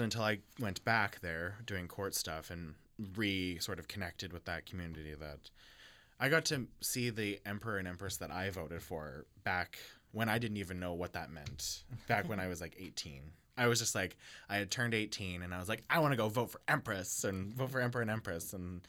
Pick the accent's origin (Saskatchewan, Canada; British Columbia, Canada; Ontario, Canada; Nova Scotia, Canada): Saskatchewan, Canada; Regina; now in Winnipeg, Canada; I'm from Saskatchewan, Regina, Saskatchewan.